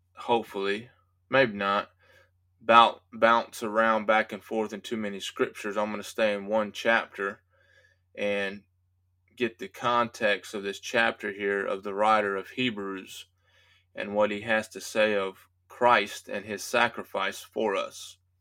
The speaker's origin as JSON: {"language": "English", "country": "United States", "said": "as American citizens"}